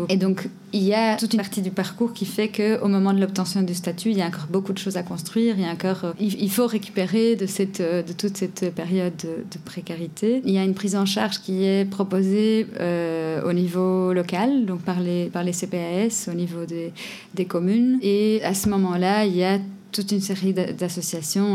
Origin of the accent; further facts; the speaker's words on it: Portugal; moved away as an adult; also born or lived in Belgium; now in Brussels, Belgium; je viens du Portugal, je suis arrivée et après trois ans